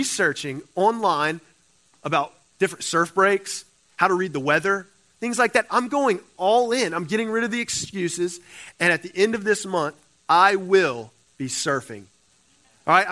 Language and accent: English; Cajun, the South, Louisiana, United States; moved away as an adult; now in California, United States; I'm a Cajun boy. All right, I'm from the South.